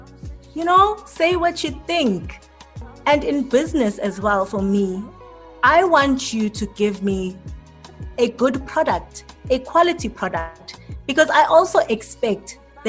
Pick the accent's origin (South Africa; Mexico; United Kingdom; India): South Africa; Some people just wanna leave us out as South African brands.